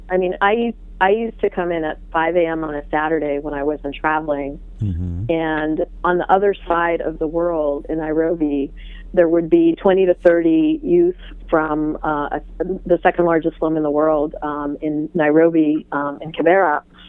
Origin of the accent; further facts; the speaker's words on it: Iran; born there; I was born in Iran, while my father worked for the Israeli Airlines.